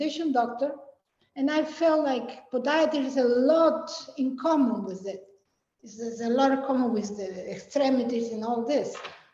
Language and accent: English; Peru; English is a second language; moved away as an adult; now in United States; I am from Peru. I was born in Peru and Johanna was born in Peru. So I was a medical doctor in Peru. I went to the medical school over there